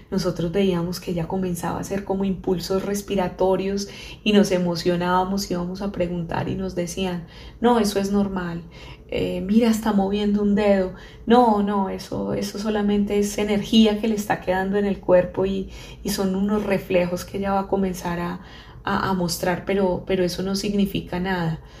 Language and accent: Spanish; Colombia; nos hicimos estrategias como buenos colombianos